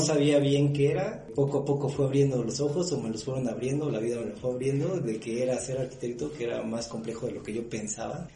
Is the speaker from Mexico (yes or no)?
yes; Mexico City, Mexico; Soy originario de la Ciudad de México, soy de una colonia este, pequeña, se llama la colonia Garín, y después viví en otras colonias ahí cercanas